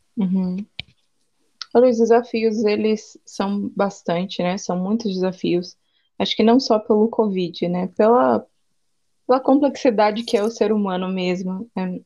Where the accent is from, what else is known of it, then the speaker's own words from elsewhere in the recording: interior of São Paulo, Brazil; now in Aracaju, Brazil; Eu sou do interior de São Paulo, atualmente moro em Aracaju, no Nordeste